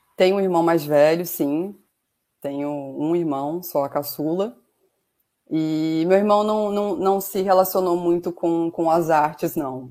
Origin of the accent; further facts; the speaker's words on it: Macaé, Rio de Janeiro, Brazil; also born or lived in Piraju, São Paulo, Brazil / São Paulo state, Brazil; vim parar no interior do estado do Rio, em Macaé, na região dos Lagos, né, no final dos anos 90. É, por aqui eu me radiquei, morei por mais de 15 anos na cidade